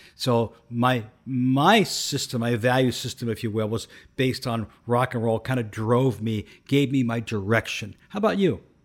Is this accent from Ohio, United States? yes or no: yes; Canton, Ohio, United States; I grew up in urban Uh, Canton, Ohio, in an urban center deep in the hood